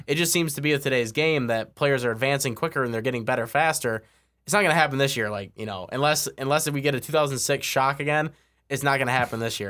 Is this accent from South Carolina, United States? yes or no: no; West Michigan, United States; I growing up in West Michigan, I used to watch him play all the time at the Whitecaps